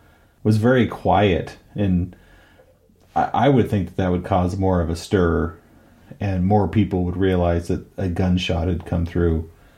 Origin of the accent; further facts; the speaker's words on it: United States; being an American watching a British film